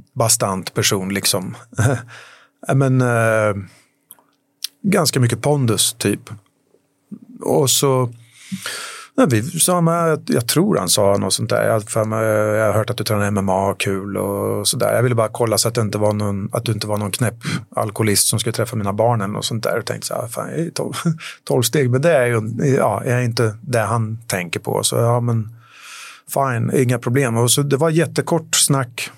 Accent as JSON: {"language": "Swedish", "country": "Sweden", "also_born_or_lived": "London / Paris", "moved": "as an adult", "said": "jag flyttade hem till Sverige"}